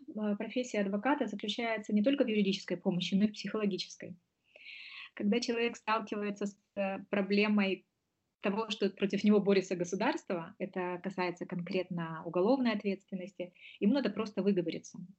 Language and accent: Russian; Moldova; moved away as an adult; now in Germany; Я до этого успела поучиться на родине. Я из Молдовы